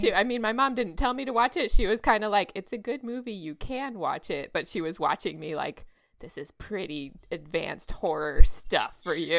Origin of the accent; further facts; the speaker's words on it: Texas, United States; now in California, United States; I grew up there, so, you know, I'm a Texas girl